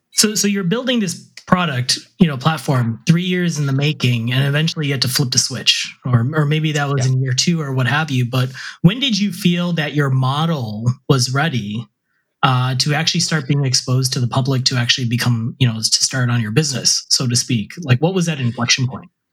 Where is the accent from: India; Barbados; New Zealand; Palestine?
India; I'm Indian.